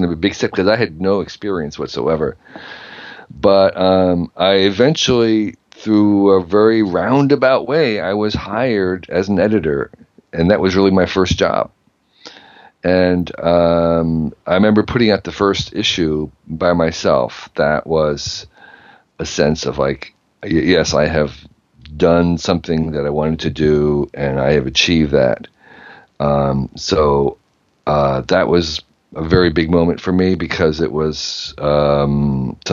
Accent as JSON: {"language": "English", "town": "Westfield", "region": "New Jersey", "country": "United States", "tie": "born or raised there", "also_born_or_lived": "Asia / Iran", "moved": "as an adult", "said": "I grew up in New Jersey, a town called Westfield, which was a bedroom suburb for New York City"}